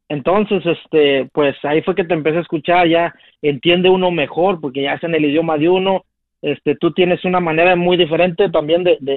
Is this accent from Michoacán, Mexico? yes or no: no; Matamoros, Tamaulipas, Mexico; somos de Matamoros igual.